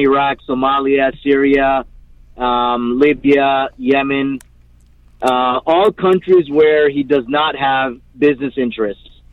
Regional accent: Canada; I'm Canadian. Uh, I don't have dual nationality

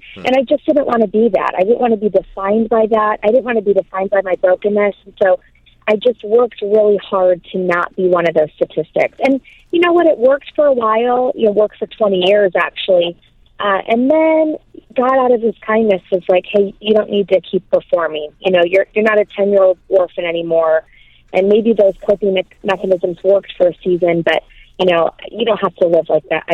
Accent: Michigan, United States; I'm from the great state of Michigan

